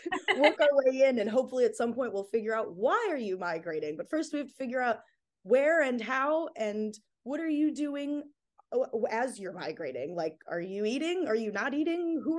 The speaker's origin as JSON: {"language": "English", "region": "Illinois", "country": "United States", "tie": "born or raised there", "also_born_or_lived": "Phoenix, Arizona", "said": "I grew up in Illinois and Phoenix, Arizona, so nowhere near the ocean."}